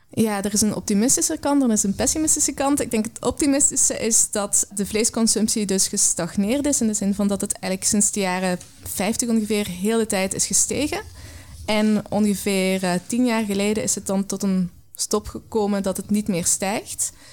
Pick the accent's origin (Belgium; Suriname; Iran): Belgium; Belgian Limburg, Flanders; now in Netherlands; Ik ben eh, opgegroeid in een klein Belgisch Limburgs